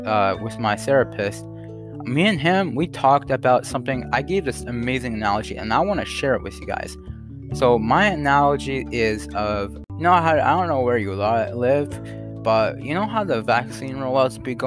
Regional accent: Canada; I'm not American.

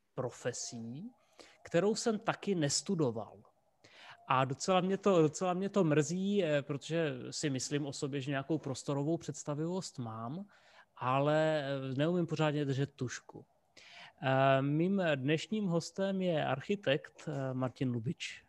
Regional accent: Rapotín, Olomouc Region, Czechia; já jsem z Rapotína

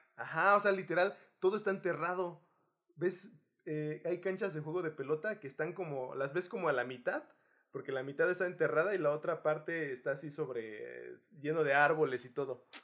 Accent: Guerrero, Mexico; moved away; de Chilpancingo a, a, mi pueblo

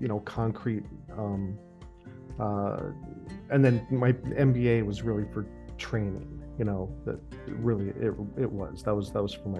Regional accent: Los Angeles, California, United States; also born or lived in New Mexico; I was born and raised in Los Angeles

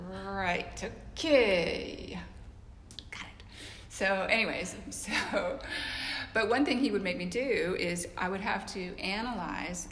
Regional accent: British Columbia, Canada; moved away as an adult; now in Nashville, United States; I'm from Canada, like the foothills of the Rocky Mountains of British Columbia.

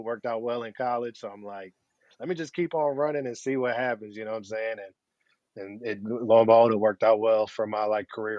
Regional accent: Flint, Michigan, United States; moved away as an adult; also born or lived in Cincinnati, Ohio; I was born and raised in Flint, Michigan.

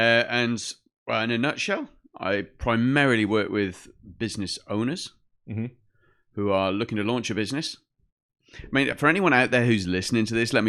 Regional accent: Brixham, South West England, United Kingdom; also born or lived in Midlands; We moved from the Midlands. We're living in the middle of the UK. And then we moved back to our home in the south. So Brixham was a fishing village.

